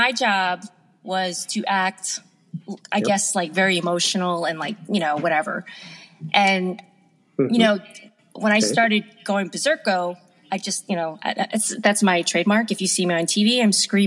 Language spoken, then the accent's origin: English; Long Island, New York, United States; I grew up in Long Island, which is pretty blue collar